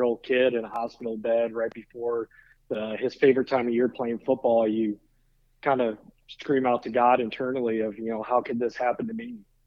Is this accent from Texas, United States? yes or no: no; South Bend, Indiana, United States; growing up in South Bend, Indiana